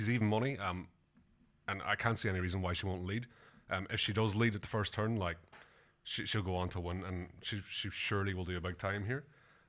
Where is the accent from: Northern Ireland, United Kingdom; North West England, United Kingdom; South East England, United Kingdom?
Northern Ireland, United Kingdom; Strabane; now in Australia; My hometown's called Strabane.